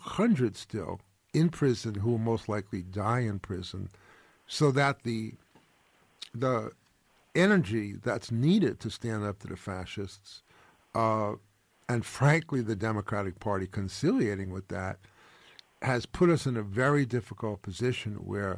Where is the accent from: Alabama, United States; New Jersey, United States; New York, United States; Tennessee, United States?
New York, United States; I'm a Jew from New York